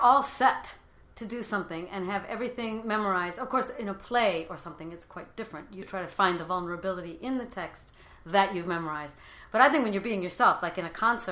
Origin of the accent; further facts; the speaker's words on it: Cleveland, Ohio, United States; first language English; moved away; also born or lived in Paris / Bristol; I'm from Cleveland